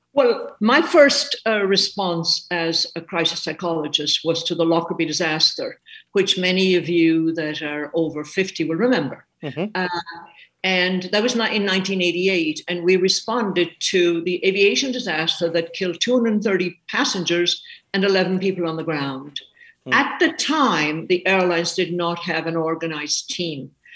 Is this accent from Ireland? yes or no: yes; Ireland; now in United States; I'm an Irish woman. I am indeed. I came uh, to the States 50 years ago.